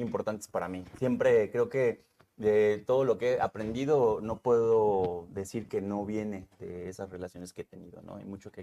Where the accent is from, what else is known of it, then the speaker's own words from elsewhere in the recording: Temixco, Morelos, Mexico; also born or lived in Cuernavaca, Mexico; parte de mi infancia es en Temisco, en la colonia